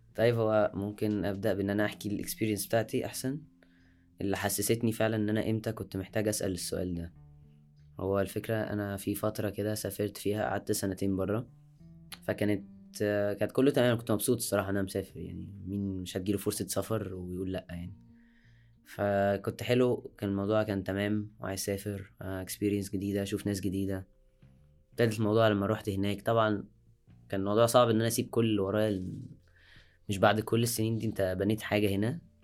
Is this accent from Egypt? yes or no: yes; Egypt; عندنا في مصر